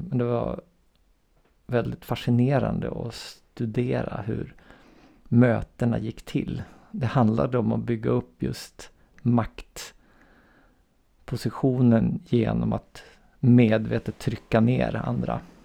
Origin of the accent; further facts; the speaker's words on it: Umeå, Västerbotten County, Sweden; jag är då uppväxt i Umeå